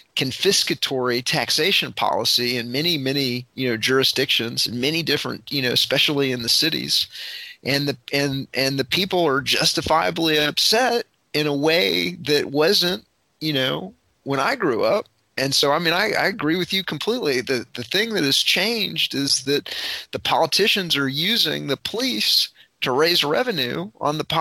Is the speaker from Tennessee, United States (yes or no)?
no; Fort Worth, Texas, United States; when I grew up in Fort Worth, Texas, in the you know, mid to late 1980s